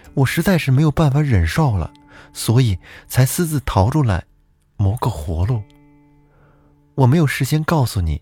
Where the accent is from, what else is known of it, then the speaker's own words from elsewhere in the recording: Huanghua, Hebei, China; 我的故乡也是沧州市，我是沧州黄花人